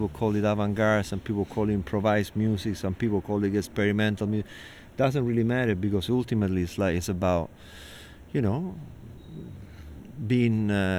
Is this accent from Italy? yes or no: yes; Italy; now in New York, United States; growing up in Italy, living in New York, right now we're in Brooklyn on a stoop.